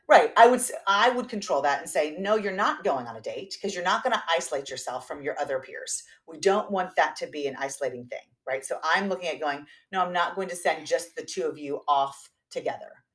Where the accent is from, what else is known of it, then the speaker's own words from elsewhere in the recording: the South, United States; moved away; I'm from the South